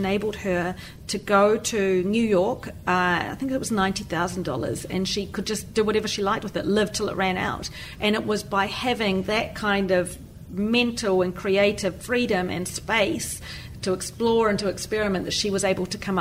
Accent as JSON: {"language": "English", "country": "New Zealand", "moved": "as an adult"}